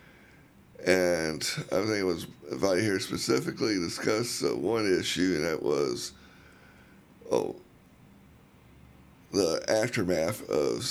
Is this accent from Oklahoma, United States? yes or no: yes; Oklahoma, United States; now in Louisville, United States; I grew up in Oklahoma